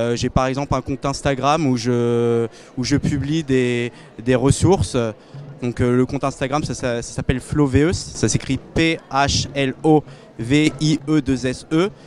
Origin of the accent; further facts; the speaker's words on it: Tours, Centre-Val de Loire, France; je proviens de, Touraine. Je suis né à Tours